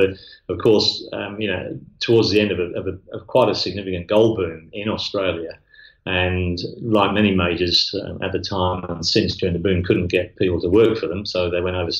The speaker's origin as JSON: {"language": "English", "region": "England", "country": "United Kingdom", "moved": "as an adult", "said": "Well, like you, I'm actually English originally, so okay. I've been here 31 years. Some people can detect an accent, others can't."}